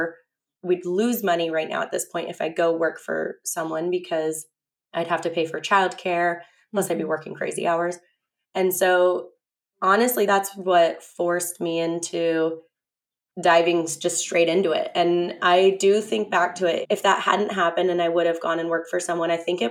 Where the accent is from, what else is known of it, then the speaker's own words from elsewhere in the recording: San Diego, California, United States; I grew up in La Jolla, and all my grandparents grew up in La Jolla